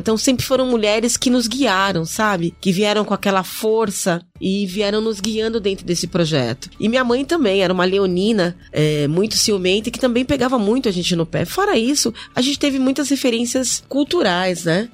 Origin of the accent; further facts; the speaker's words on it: São Paulo, Brazil; Nasci na Zona Norte também